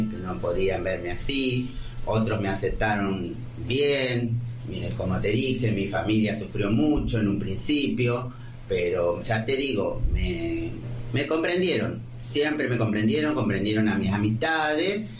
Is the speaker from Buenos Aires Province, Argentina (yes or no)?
yes; Ramallo, Buenos Aires Province, Argentina; also born or lived in Colón, Buenos Aires; Nacida y criada aquí